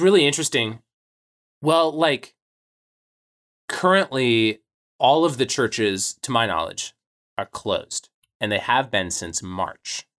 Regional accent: United States; growing up in American Christianity

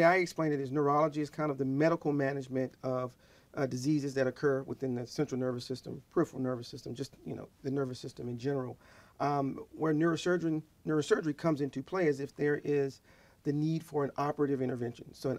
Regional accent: Georgia, United States; also born or lived in Milledgeville, Georgia / Decatur, Georgia / Texas; I'm a Georgia native. I was born in Milledgeville, Georgia.

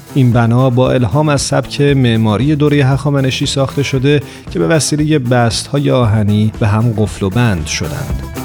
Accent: Iran; ایران یعنی وطنمون

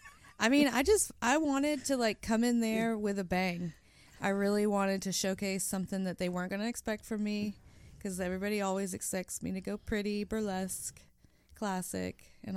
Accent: Nashville, Tennessee, United States; also born or lived in San Francisco / Eureka / Los Angeles; I was born on Nolensville Pike. Like I am from here.

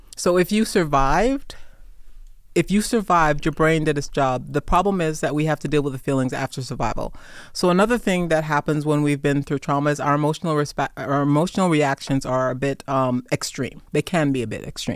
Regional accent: New York City, New York, United States; moved away; also born or lived in Jamaica; I am a Jamaican immigrant. I am a Persian Gulf desert, desert storm veteran, prior service Marine. I grew up in Brooklyn, New York

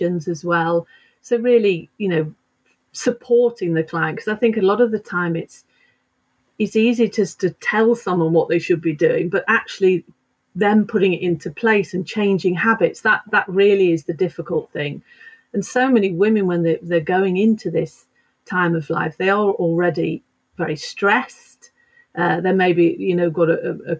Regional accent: United Kingdom; moved away as an adult; also born or lived in London; now in Sweden; I am actually British.

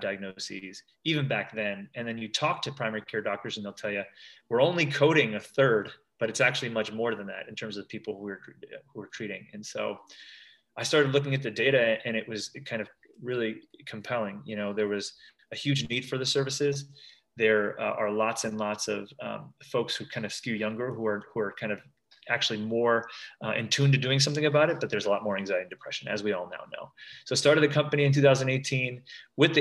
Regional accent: New Jersey, United States; Both my parents were programmers, growing up in New Jersey, and thought I was going to be a tech entrepreneur

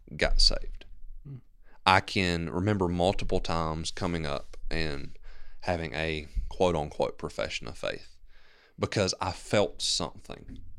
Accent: Maysville, Georgia, United States; also born or lived in Gainesville / Commerce; I grew up here in Maysville

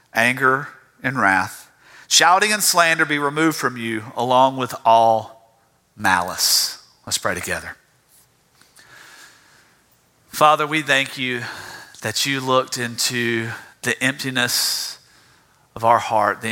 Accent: South Georgia, United States; I'm from South Georgia. You can't get away from that.

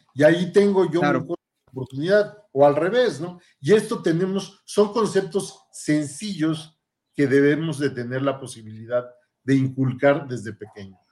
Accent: Mexico City, Mexico; moved away as an adult; also born or lived in Paris, France; now in Saltillo, Mexico; soy originario del Distrito Federal, antes Distrito Federal, ahora Ciudad de México, donde tuve mi formación.

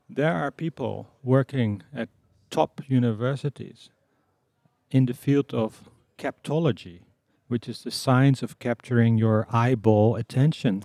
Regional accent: Amsterdam, North Holland, Netherlands; I come from the Netherlands. Was born in Amsterdam.

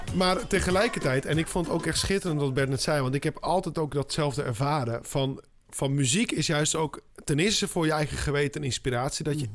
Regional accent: southern Spain, Spain; moved away; ik kom uit Zuid-Spanje

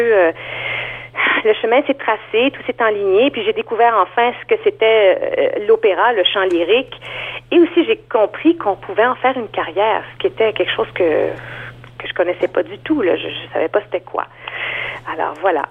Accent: Montreal, Quebec, Canada; moved away as an adult; now in Toronto, Canada; je viens de Montréal en fait. Ça fait cinq ans que je vis à Toronto

